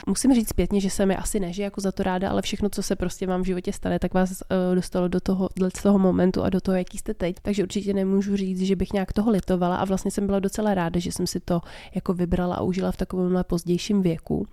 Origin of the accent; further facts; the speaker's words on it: Czechia; My asi fakt jako Češi